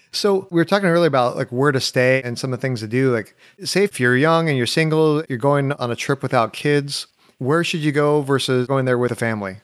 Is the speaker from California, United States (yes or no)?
yes; Orange County, California, United States; now in Nashville, United States; I grew up in Orange County